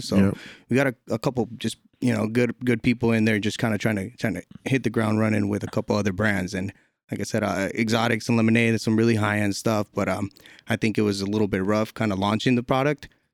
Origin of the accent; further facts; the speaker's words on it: San Diego, California, United States; Born and raised in San Diego